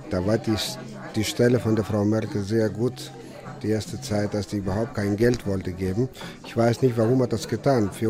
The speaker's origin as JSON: {"language": "German", "country": "Greece", "second_language": "German", "lives_now": "Bonn, Germany", "said": "Ich bin Grieche, 25 Jahre, im Restaurant Delphi in Bonn. Ich fühle mich nicht wohl, wenn ich Bilder sehe aus meiner Heimat"}